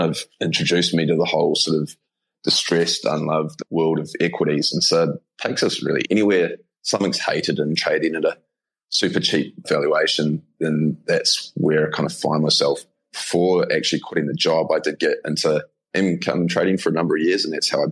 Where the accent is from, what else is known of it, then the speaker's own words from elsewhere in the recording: New Zealand; accent: Kiwi; moved away as an adult; also born or lived in Australia; now in Bali, Indonesia; I'm a Kiwi, in case anyone can't pick up from the accent. Grew up on a farm in New Zealand